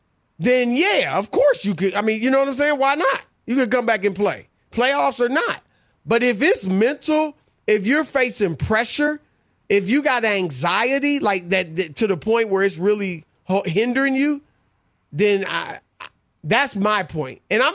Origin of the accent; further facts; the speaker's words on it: Indianapolis, Indiana, United States; Rob, when I was growing up in Indianapolis, you know, I moved around.